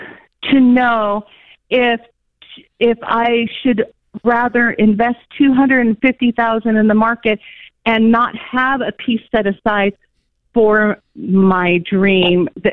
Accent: California, United States; moved away as an adult; now in Atlanta, United States; Well, I moved to Georgia a year ago. I'm actually born and bred in California.

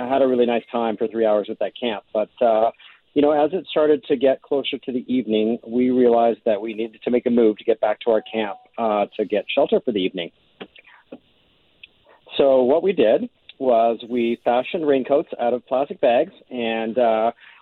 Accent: Winnipeg, Manitoba, Canada; I'm from Winnipeg, so I'm used to walking on the ice

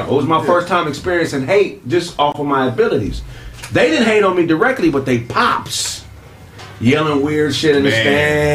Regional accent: Pasadena, California, United States; also born or lived in West Covina, California; I'm coming from Pasadena, moving to West Covina to go to high school. I grew up around some real dogs

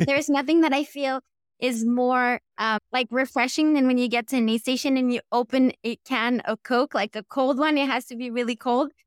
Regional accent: Quebec, Canada; accent: Quebec accent; English is a second language; moved away as an adult; also born or lived in San Diego; I grew up in Quebec

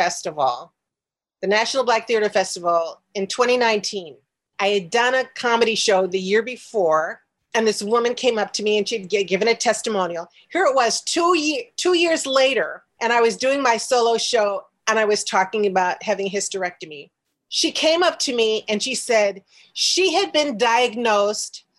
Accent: Chicago, Illinois, United States; moved away as an adult; also born or lived in New York; my hometown of Chicago

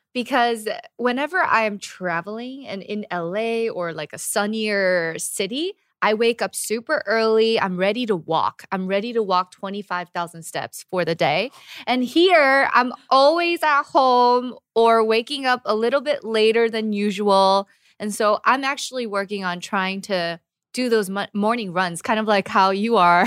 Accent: United States; moved away as an adult; now in Korea; as an American

